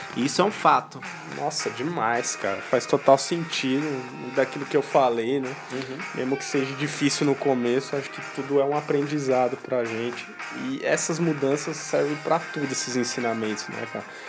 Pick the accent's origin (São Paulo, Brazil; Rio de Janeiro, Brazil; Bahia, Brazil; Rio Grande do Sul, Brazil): São Paulo, Brazil; nós somos paulistas, estamos em São Paulo